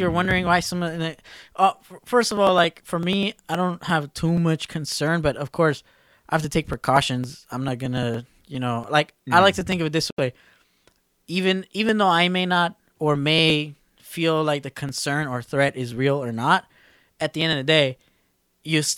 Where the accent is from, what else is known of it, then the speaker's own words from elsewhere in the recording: Lynwood, California, United States; moved away; also born or lived in San Francisco, California; my hometown came out on the news, Linwood, California.